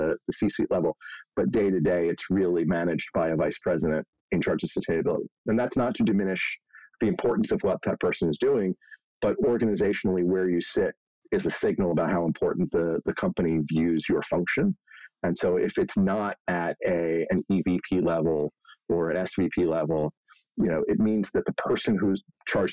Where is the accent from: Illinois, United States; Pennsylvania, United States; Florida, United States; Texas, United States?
Pennsylvania, United States; Philadelphia; I grew up in Philadelphia